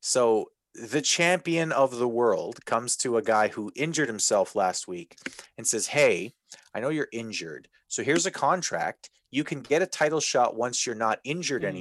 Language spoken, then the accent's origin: English; Winnipeg area, Manitoba, Canada; I'm not from Winnipeg, but I'm from Winnipeg.